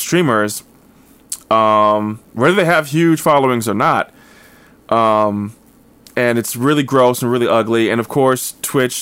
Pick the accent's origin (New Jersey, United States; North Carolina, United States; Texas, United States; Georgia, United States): New Jersey, United States; I grew up in North Jersey